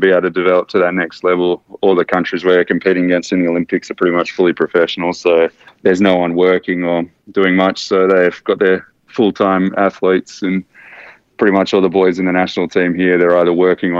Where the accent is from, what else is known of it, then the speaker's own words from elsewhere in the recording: Australia; being Australian